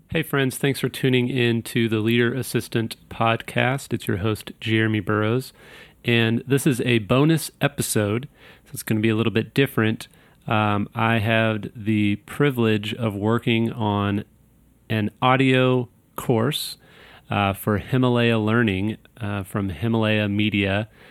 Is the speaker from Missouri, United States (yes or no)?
yes; Kansas City, Missouri, United States; I'm from Kansas City, Missouri